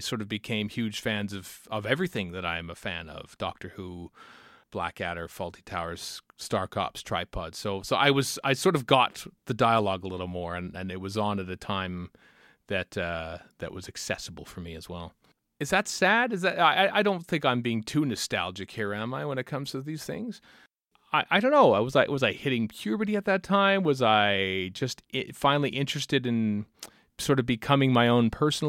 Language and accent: English; Canada; as a Canadian